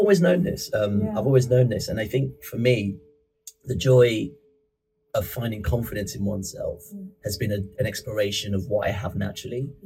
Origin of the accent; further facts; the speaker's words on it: Birmingham, West Midlands, United Kingdom; also born or lived in Ibadan, Nigeria; we moved to Birmingham